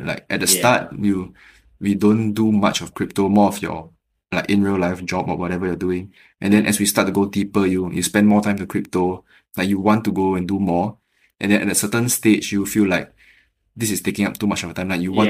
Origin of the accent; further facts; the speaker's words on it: Singapore; I'm from Singapore